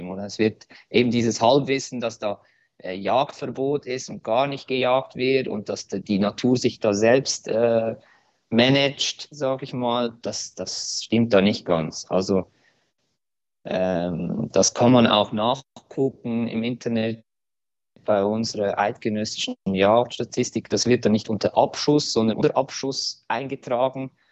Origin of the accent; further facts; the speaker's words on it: Switzerland; Bei uns in der Schweiz hat man ja die Möglichkeit, äh, Gesetzesänderungen durch eine Initiative ähm, zu veranlassen.